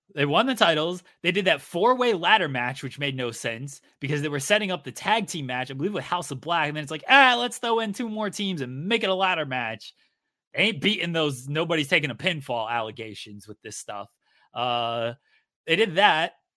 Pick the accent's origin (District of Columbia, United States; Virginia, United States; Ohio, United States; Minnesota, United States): Virginia, United States; moved away; I was born in, in Virginia